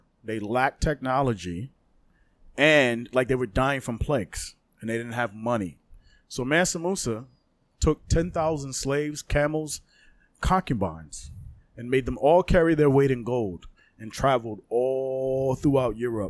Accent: Louisiana, United States; The same way Louisiana, my accent's coming out, was owned by France.

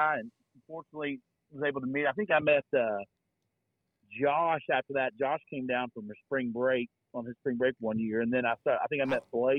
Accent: Knoxville, Tennessee, United States; I'm born and raised in Knoxville, lived here pretty much my entire life other than a little seven-month stay in the desert with you guys

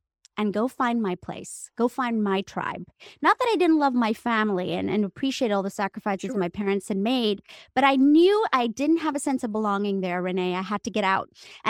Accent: India; moved away; would never, ever let anyone know that I was from India because I got snickered at. And from that day onwards, I decided to go to theater school in New York City and get rid of my accent.

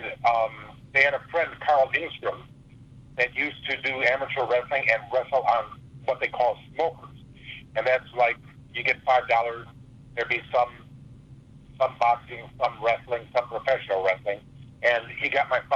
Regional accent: Canada; moved away; also born or lived in Hawaii; I'm a Canadian. I was born in Canada

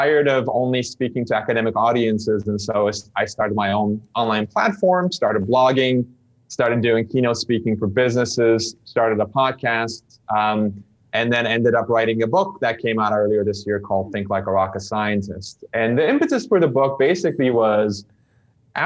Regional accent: Istanbul, Turkey; English is a second language; moved away as an adult; also born or lived in United States; I grew up in Istanbul, Turkey, learned English as a second language

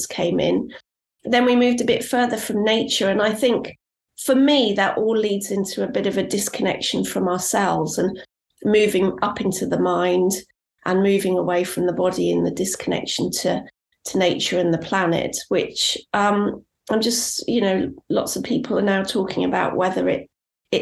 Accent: Cornwall, South West England, United Kingdom; I grew up in Cornwall, and I spent a huge amount of time out in nature.

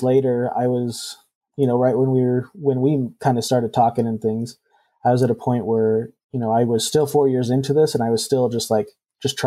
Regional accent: Idaho, United States; I was born and raised in Idaho, and so I wanted to come back and practice in my home state

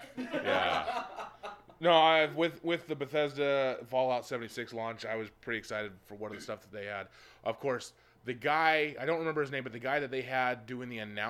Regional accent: Philippines; Is that because I'm Filipino?

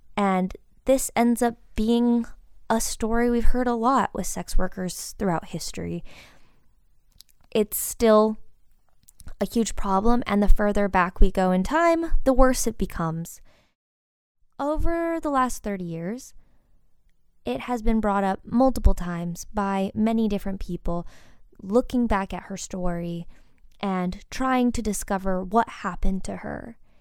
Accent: Midwest, United States; Growing up in the Midwest, I definitely didn't have an education that focused on this community

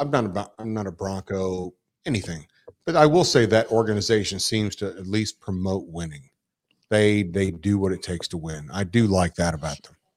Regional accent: Dallas, Texas, United States; I'm from Dallas

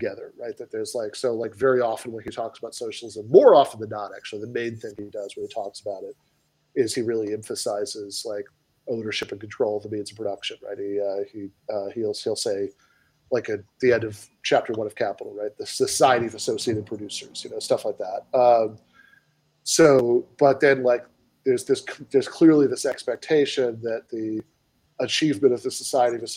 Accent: United States; I'm an American

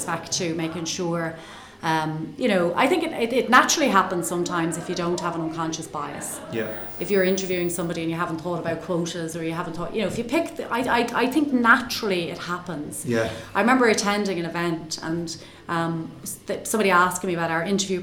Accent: Ireland; I'm an Irish accountant

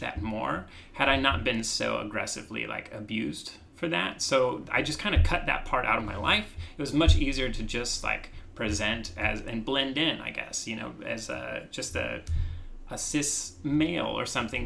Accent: Midwest, United States; growing up in the Midwest

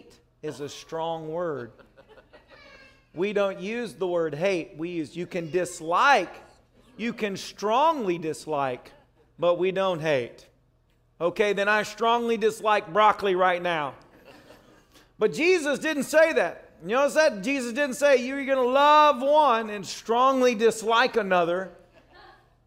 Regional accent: the South, United States; I was raised in the South

